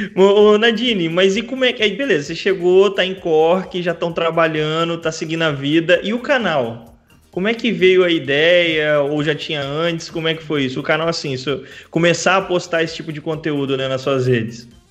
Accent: Vila Velha, Espírito Santo, Brazil; moved away as an adult; now in Porto, Portugal; de Vila Velha e Vitória, que é de onde eu vim no Espírito Sério, Santo

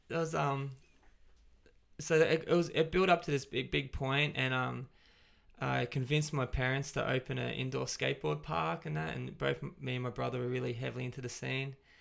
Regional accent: Gold Coast, Queensland, Australia; now in Brisbane, Australia; I was from the Gold Coast.

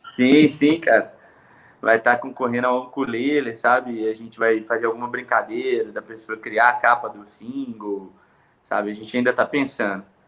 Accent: Andrelândia, Minas Gerais, Brazil; now in Belo Horizonte, Brazil; eu nasci aqui em Belo Horizonte, né? Sou natural daqui, e quando eu tinha aproximadamente uns oito anos de idade, é, eu fui para Andrelândia morar lá no interior com a minha tia

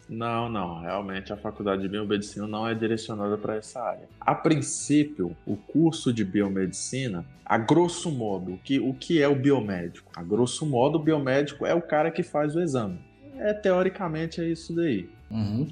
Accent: Minas Gerais, Brazil; accent: mix of mineiro and baiano; moved away as an adult; now in Limeira, Brazil; eu sou de, sou de Minas Gerais, nascido em Minas Gerais, vivi lá 30 anos da minha vida

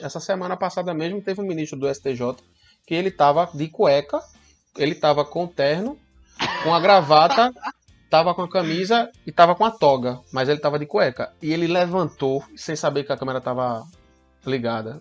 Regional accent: interior of Pernambuco, Brazil; Eu sou do interior do Pernambuco

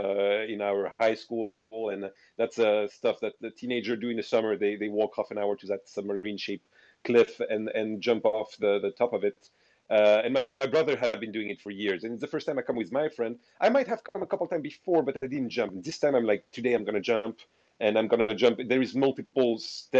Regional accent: south of France, France; in South of France, in my hometown

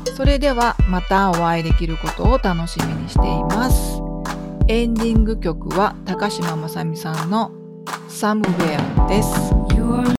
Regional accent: Kagawa, Japan; 生え抜きのあの香川県で生まれて香川県で育った人間

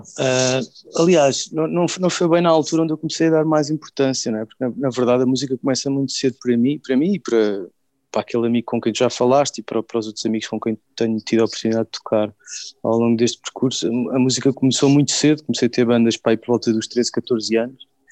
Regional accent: Sintra, Lisbon, Portugal; now in Lisbon, Portugal; nasci em Lisboa, cresci nos subúrbios de Lisboa, mais concretamente ali na zona de Queluz é Massamá

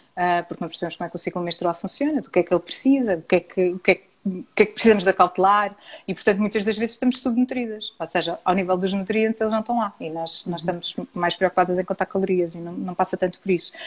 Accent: Portugal; nós, enquanto portugueses

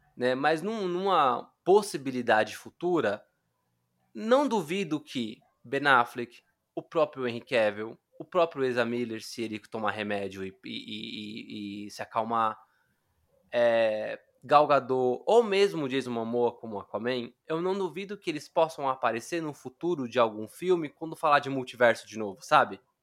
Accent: Brazil; como eu sou latino, eu não sei se vocês sabem, mas brasileiro é latino, tá?

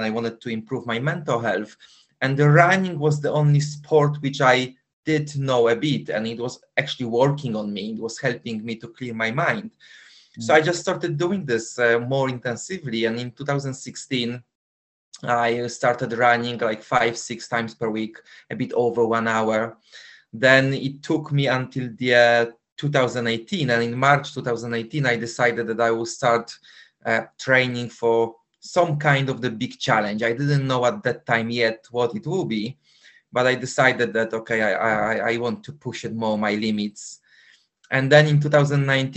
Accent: Poland; English is a second language; moved away as an adult; now in London, United Kingdom; Originally, I'm from Poland, but for the past 21 years, I actually live in London

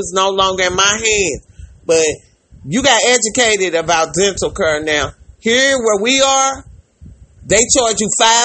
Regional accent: St. Louis, Missouri, United States; we're from St. Louis

